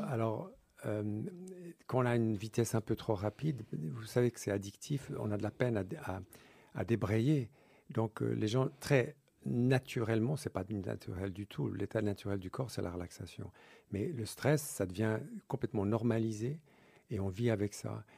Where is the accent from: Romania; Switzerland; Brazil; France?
Switzerland; je suis né en Suisse de deux parents anglais